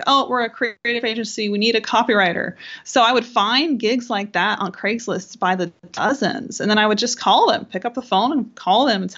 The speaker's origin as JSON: {"language": "English", "region": "Pennsylvania", "country": "United States", "tie": "born or raised there", "moved": "as an adult", "lives_now": "Texas, United States", "said": "I grew up on the East Coast in Pennsylvania"}